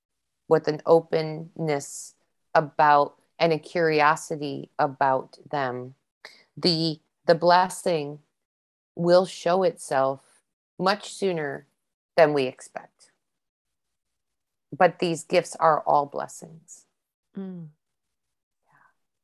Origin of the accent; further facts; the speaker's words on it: East Coast, United States; I don't know what they call them here because they're not the squirrels I grew up with on the East Coast